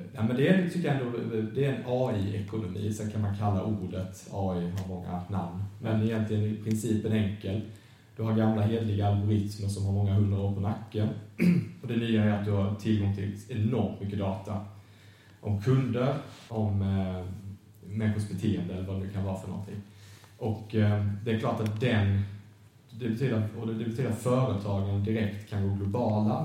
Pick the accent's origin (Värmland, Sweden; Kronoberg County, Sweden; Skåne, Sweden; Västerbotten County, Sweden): Kronoberg County, Sweden; Markaryd; moved away as an adult; now in Lund, Sweden; Jag är från en ort som heter Markaryd